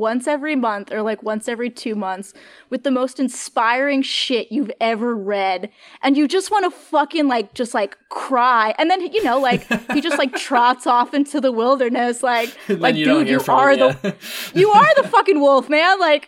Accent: Northeast, United States; Like, I'm from the Northeast, and I have sort of that, like, Northeast peak bagging knowledge.

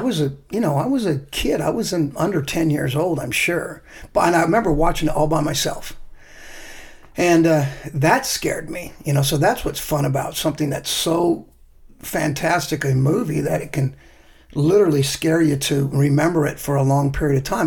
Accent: Mountain View, California, United States; my hometown in Mountain View

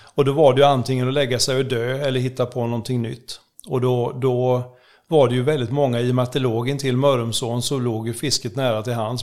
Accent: Oskarshamn, Kalmar County, Sweden; Jag är född i Oskarshamn

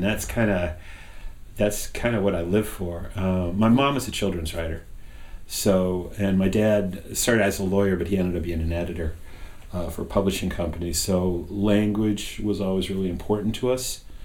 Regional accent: Indianapolis, Indiana, United States; moved away; also born or lived in Ohio; I grew up in the Midwest, in Ohio and Indiana

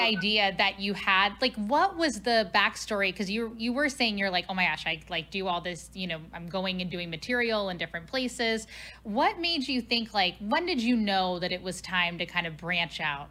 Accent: Cincinnati, Ohio, United States; now in St. Louis, United States; my hometown of Cincinnati

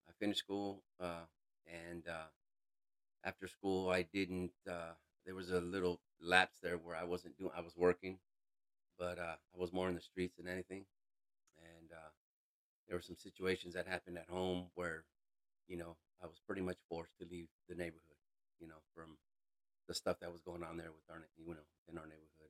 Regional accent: California, United States; I'm originally from California, born and raised

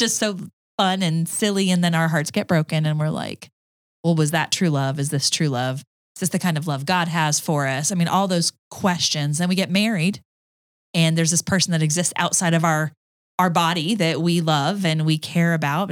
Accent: Georgia, United States; accent: Southern; also born or lived in Tucson, Arizona / Denver, Colorado; now in Cartersville, United States; we moved to Georgia when I was seven. And so, and then I grew up in Georgia.

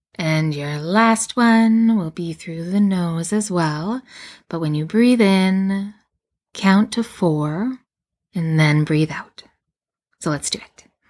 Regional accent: Canada; I live in Canada, and I do, and I am Canadian

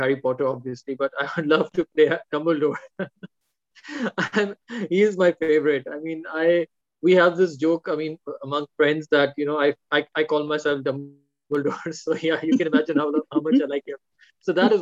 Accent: Pakistan; I'm a Pakistani

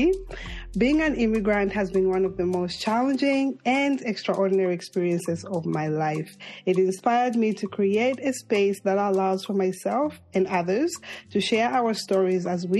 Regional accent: Zambia; moved away; my home country, Zambia

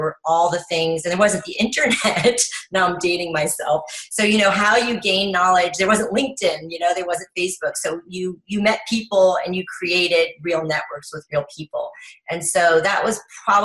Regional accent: Paris, Île-de-France, France; also born or lived in Miami, United States; took her young family to Paris to start over

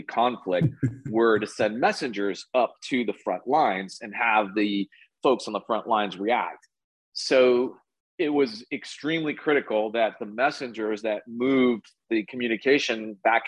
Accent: Texas, United States; Born and raised here in Texas

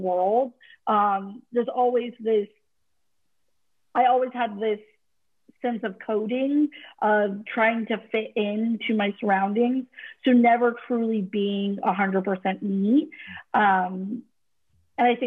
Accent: California, United States; even in a progressive state like California, I was the only person, my brother and I were the only children of color in our school

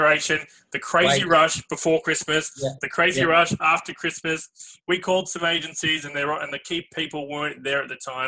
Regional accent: Melbourne, Victoria, Australia; I'm from Australia, I'm from Melbourne

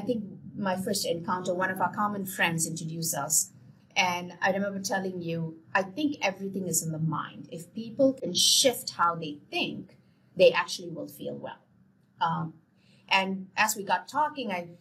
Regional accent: India; moved away; I come from India.

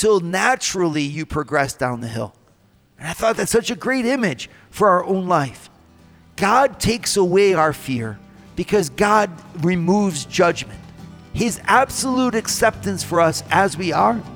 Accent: Northwest Ohio, United States; now in Colorado, United States; I'm from Ohio where there are no hills. I mean, in Northwest Ohio, there are simply no hills. Like where I used to go skiing when I was in high school, we'd go to garbage dumps.

